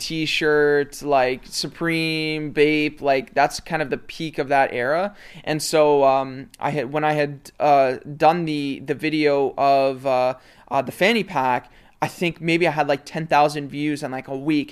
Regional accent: Mississauga, Ontario, Canada; also born or lived in Toronto; for the vast majority of my life, I've lived in Mississauga.

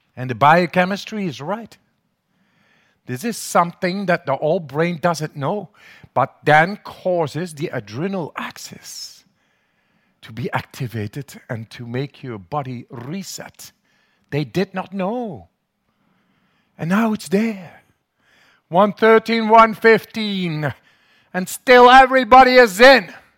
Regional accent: Netherlands; English is a second language; They call me the German. I'm the crazy Dutchman, man. Must be my accent in the, in the, in English

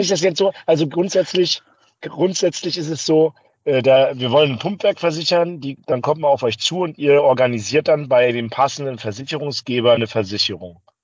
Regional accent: Bamberg, Bavaria, Germany; moved away; in Bamberg, meine alte Heimat

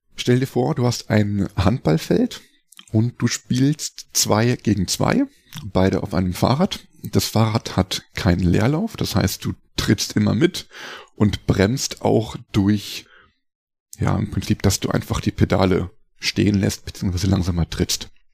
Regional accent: Hildesheim, Lower Saxony, Germany; moved away as an adult; also born or lived in Rosenheim; ich bin in Hildesheim aufgewachsen äh, also Ecke Hannover Niedersachsen

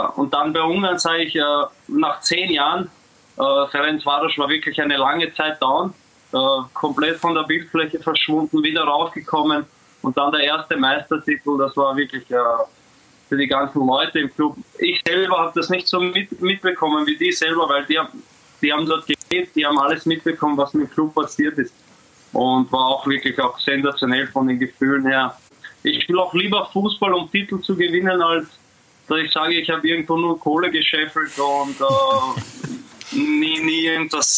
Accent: Austria; moved away as an adult; now in Zagreb, Croatia

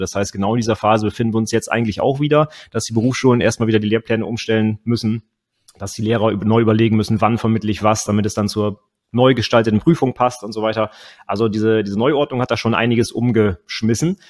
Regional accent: Northern Germany, Germany; ich komme äh, aus dem Norden von Deutschland

